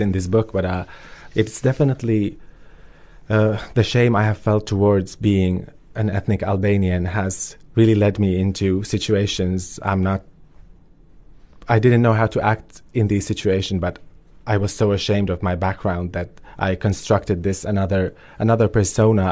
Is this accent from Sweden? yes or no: no; Finland; also born or lived in Kosovo; I grew up in a refugee family in in Finland, and I moved there when I was two years old, so I have no memories of life in Kosovo whatsoever.